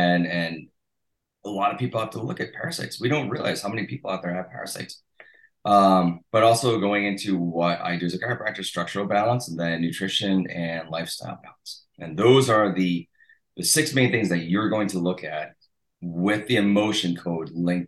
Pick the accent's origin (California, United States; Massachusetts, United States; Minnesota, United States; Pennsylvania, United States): Massachusetts, United States; My hometown is literally it used to be incorporated into Rhode Island. So there's a big fight over.